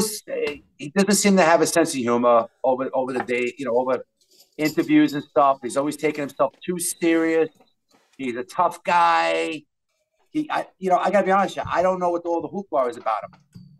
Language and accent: English; New York City, New York, United States; we're from Brooklyn